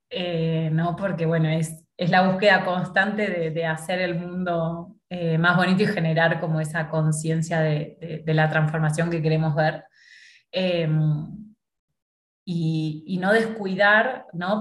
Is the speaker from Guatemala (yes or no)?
no; Argentina; moved away as an adult; now in Mexico; yo soy argentina